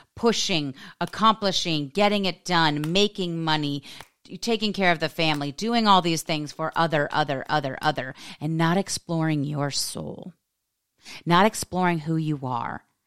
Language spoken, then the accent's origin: English; United States; being an American woman